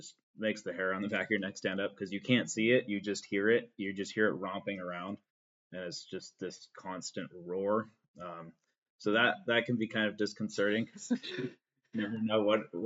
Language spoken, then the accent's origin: English; Northern California, United States; I come from Northern California, which is a very fire prone area